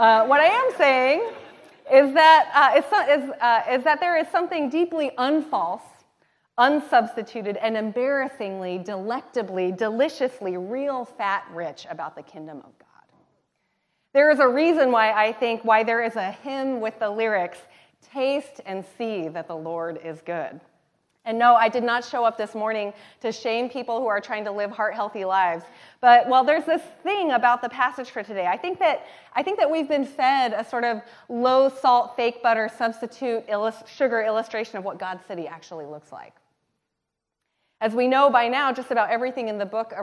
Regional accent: the Northwest, Pacific Northwest, United States; also born or lived in Thailand; I'm from the Northwest

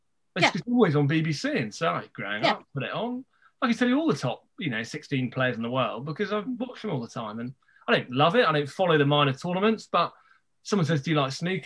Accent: London, United Kingdom; I've grown up in southwest London

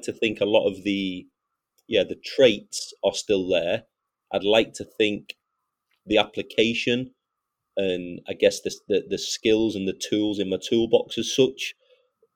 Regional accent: United Kingdom; I'm 38 and I'm British and I've coached my national team.

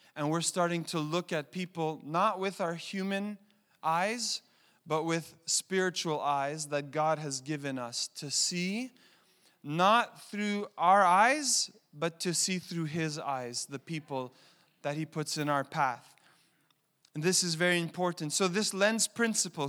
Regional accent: Montreal, Quebec, Canada; I was born in Montreal. I'm the son of, uh, immigrant parents from Italy

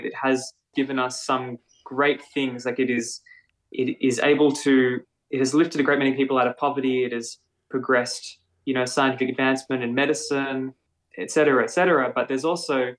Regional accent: Melbourne, Victoria, Australia; I grew up in Melbourne in North Fitzroy, so north of where we do our residency in Fitzroy proper.

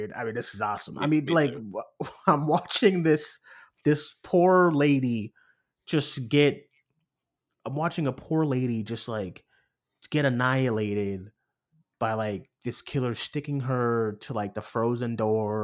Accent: Massachusetts, United States; it's in my home state. It's literally, in Plymouth

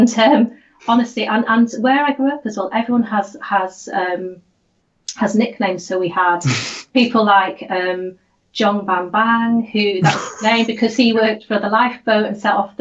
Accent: Holyhead, Wales, United Kingdom; So I live now in Bali, which is a little village of about 2,000 people, but I grew up in Holyhead

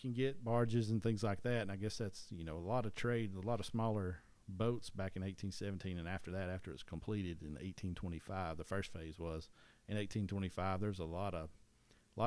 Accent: East Tennessee, United States; I'm from East Tennessee

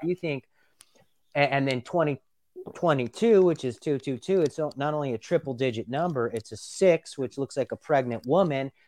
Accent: Los Angeles, California, United States; I grew up in Los Angeles in the nineteen nineties

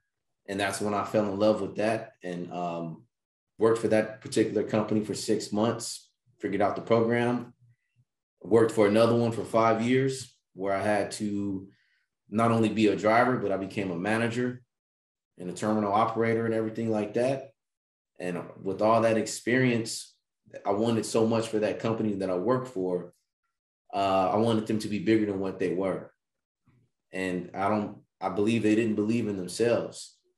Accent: Bakersfield, California, United States; Okay. From Bakersfield, California.

